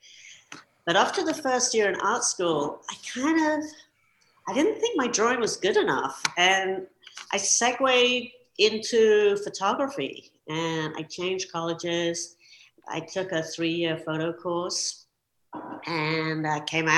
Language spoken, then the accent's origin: English; London, United Kingdom; growing up in London